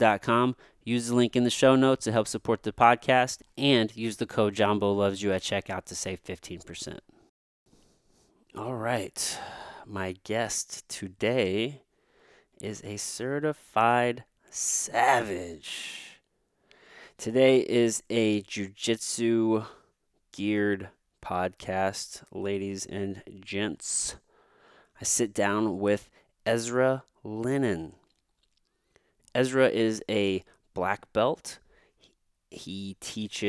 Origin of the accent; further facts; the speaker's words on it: Jefferson City, Missouri, United States; also born or lived in Potosi, Missouri; then I moved to Jefferson City, Missouri